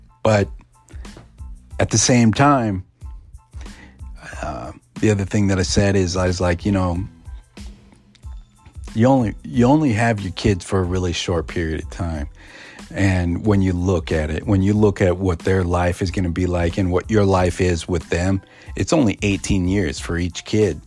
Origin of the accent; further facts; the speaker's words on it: United States; being an Indian or being a Native American